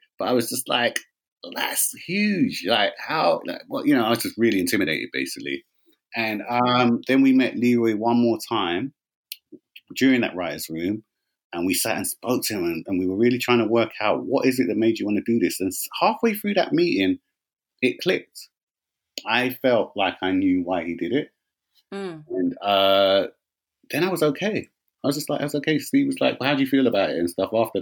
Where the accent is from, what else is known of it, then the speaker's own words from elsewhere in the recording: London, United Kingdom; I'm born and raised from West London